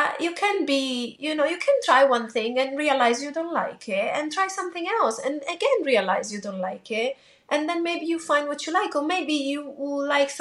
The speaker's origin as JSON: {"language": "English", "country": "Italy", "tie": "born or raised there", "moved": "yes", "said": "in Italy, I grew up in Italy."}